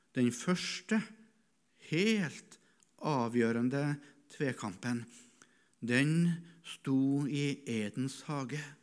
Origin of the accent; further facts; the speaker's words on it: Norway; also born or lived in East Africa; Hvorfor ble jeg født som nordmann, etnisk nordmann?